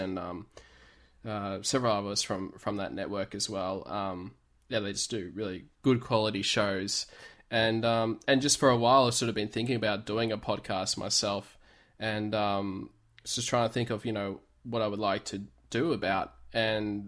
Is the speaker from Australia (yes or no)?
yes; Melbourne, Victoria, Australia; I'm from Melbourne in Australia